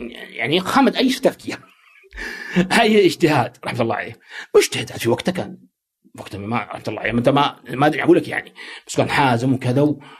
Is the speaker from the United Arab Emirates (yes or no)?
no; Saudi Arabia; also born or lived in United States; عندنا في السعوديه